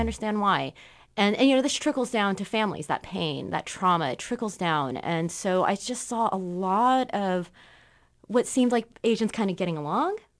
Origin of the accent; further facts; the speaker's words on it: Southern California, United States; now in Portland, United States; I grew up in Southern California, where you have these very large groups